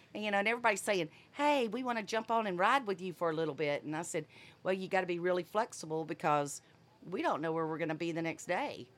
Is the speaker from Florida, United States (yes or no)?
yes; Fort Walton Beach, Florida, United States; moved away; also born or lived in Montgomery, Alabama / Texas; I was raised in Fort Walton Beach